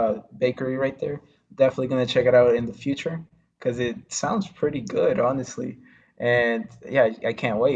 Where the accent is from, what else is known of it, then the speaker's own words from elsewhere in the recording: Winston-Salem, North Carolina, United States; I'm actually from Winston-Salem.